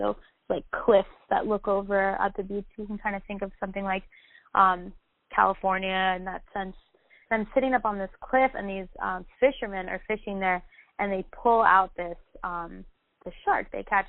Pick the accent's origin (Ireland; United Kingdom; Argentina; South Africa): Argentina; moved away as an adult; also born or lived in Miami, United States; I was born in Argentina, but moved to Miami when I was about two with my parents. And I lived here in Miami until I was 12 and then moved back to Argentina. So I actually did middle school and high school in Argentina.